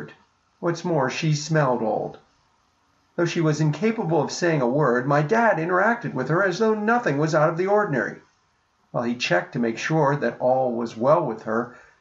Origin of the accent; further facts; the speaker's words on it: Pittsburgh, Pennsylvania, United States; I was born in Pittsburgh and I've lived here all my life.